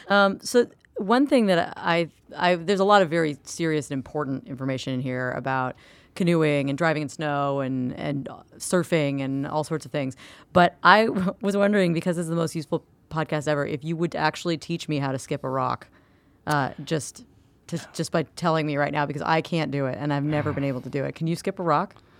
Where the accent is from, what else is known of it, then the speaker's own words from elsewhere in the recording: Florida, United States; I'm from Florida